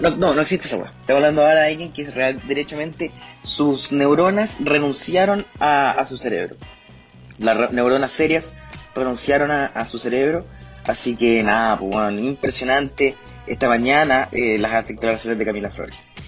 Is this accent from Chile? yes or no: yes; Chile; Tengo fe en mi país, tengo fe en Chile